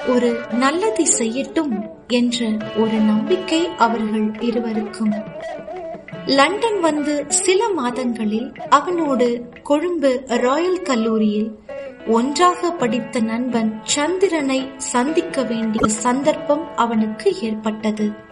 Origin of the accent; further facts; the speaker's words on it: Jaffna, Northern Province, Sri Lanka; moved away as an adult; now in Mississauga, Canada; நான் யாழ்ப்பாணம் நல்லூரைச் சேர்ந்தவன்